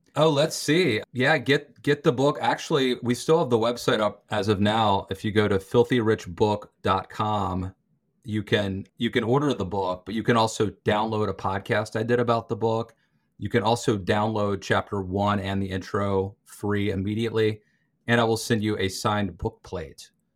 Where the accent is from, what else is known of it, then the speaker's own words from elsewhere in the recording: Western Maryland, United States; I grew up in Western Maryland, very rural area